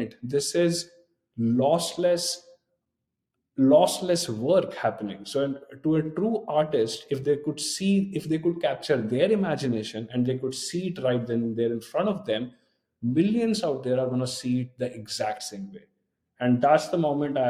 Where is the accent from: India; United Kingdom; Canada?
India; moved away as an adult; I grew up in a town next to New Delhi